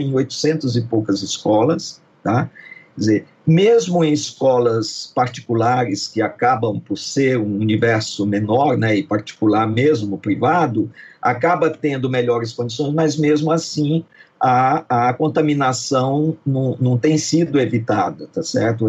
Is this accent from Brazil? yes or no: yes; Brazil; nós somos brasileiros